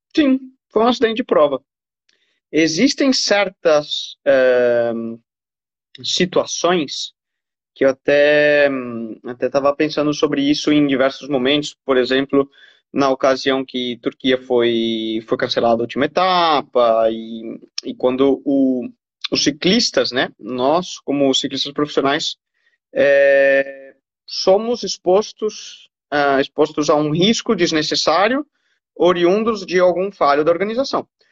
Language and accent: Portuguese; Brazil; como brasileiro